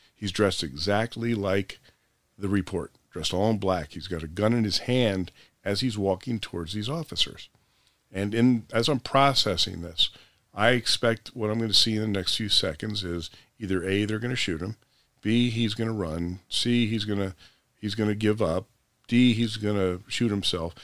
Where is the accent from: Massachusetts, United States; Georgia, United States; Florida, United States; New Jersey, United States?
New Jersey, United States; Princeton; I was born and raised in Princeton, the college town.